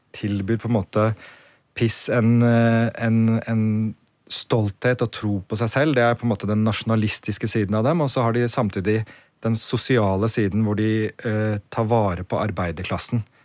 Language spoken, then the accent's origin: Norwegian; Norway; moved away as an adult; also born or lived in Poland; Oppvokst i Norge, men studert seks år i Polen.